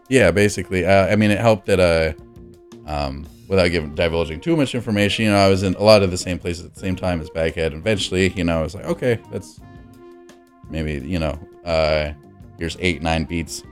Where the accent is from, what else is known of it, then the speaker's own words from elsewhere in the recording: Los Angeles, California, United States; also born or lived in New Mexico; I was born in New Mexico, left around six years old, and so I was living most of my life, you know, six to eighteen, um, in Los Angeles